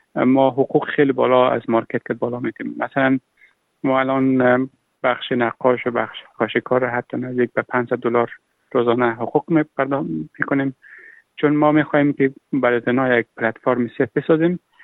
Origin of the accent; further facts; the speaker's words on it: Afghanistan; moved away as an adult; now in Australia; من اهل افغانستانم